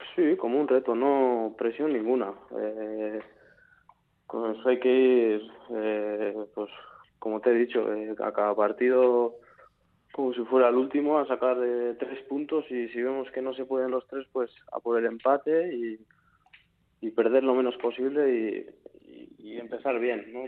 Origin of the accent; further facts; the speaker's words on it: San Sebastián, Basque Country, Spain; soy de San Sebastián